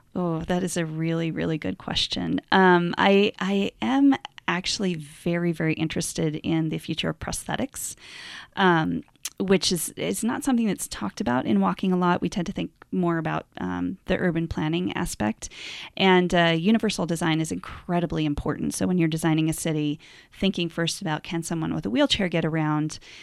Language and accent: English; Montana, United States; I'm from Montana